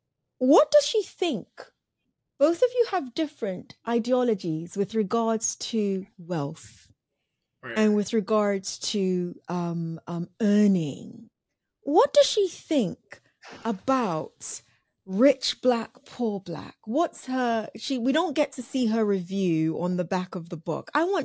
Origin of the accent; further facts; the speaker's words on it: Nigeria; I'm Nigerian. My name gives that away totally.